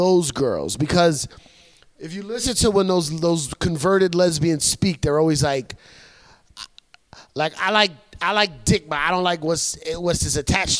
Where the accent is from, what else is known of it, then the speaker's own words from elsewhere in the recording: United States; I was born in America, so I'm American.